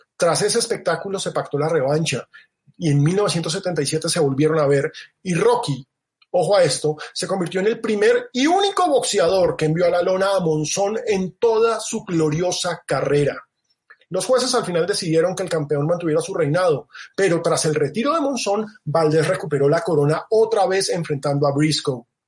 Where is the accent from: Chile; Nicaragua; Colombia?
Colombia